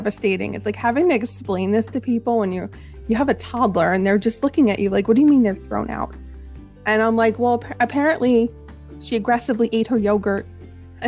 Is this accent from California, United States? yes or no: no; New Jersey, United States; I'm from New Jersey